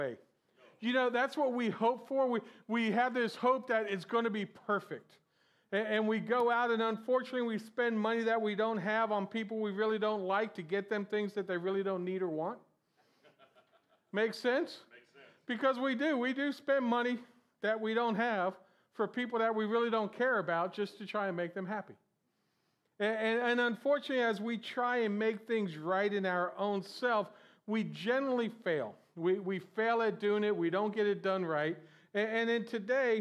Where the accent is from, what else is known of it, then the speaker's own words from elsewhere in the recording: Florida, United States; I'm from Florida